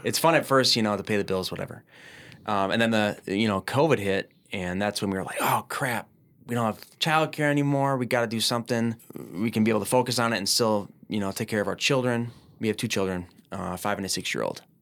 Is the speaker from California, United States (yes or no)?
no; Minneapolis, Minnesota, United States; I'm from Minneapolis, born and raised